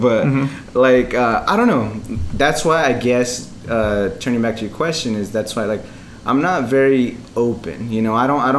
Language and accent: English; Albuquerque, New Mexico, United States; moved away as an adult; now in Chicago, United States; For those of you that don't know me, been living in Chicago for about 2.5 years. I'm originally from Albuquerque, New Mexico.